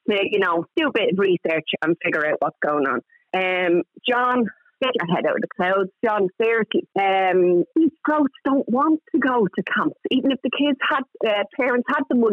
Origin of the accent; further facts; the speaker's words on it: Dublin, Leinster, Ireland; I'm originally from Coolock, name so nothing posh about me. And I grew up in an area where there was fuck all to do.